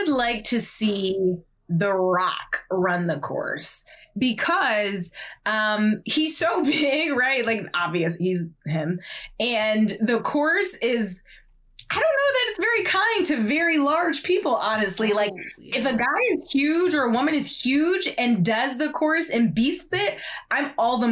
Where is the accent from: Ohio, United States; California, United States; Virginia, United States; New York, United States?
Ohio, United States; I'm from Ohio